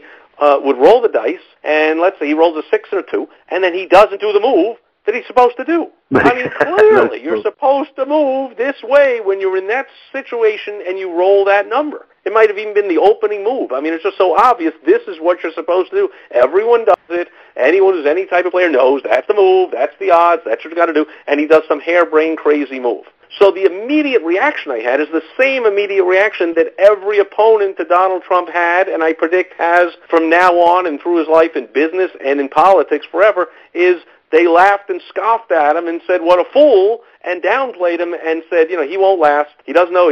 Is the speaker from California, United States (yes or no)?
no; New York City, New York, United States; moved away as an adult; I was growing up in New York City in the 70s